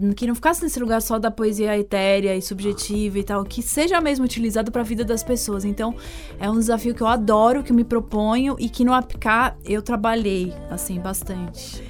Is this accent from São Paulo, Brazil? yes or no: yes; São Paulo, Brazil; also born or lived in United States; sendo paulistana